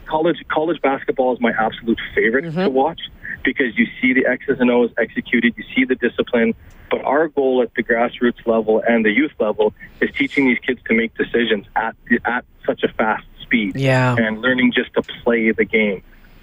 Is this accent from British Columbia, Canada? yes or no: no; Ontario, Canada; I'm from Ontario as well.